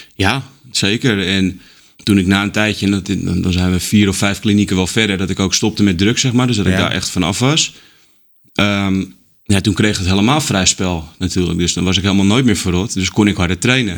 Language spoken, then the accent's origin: Dutch; Haarlem, North Holland, Netherlands; ik ben opgegroeid in Haarlem.